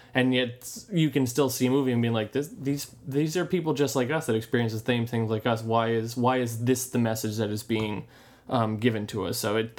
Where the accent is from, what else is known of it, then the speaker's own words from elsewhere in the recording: United States; we're two American guys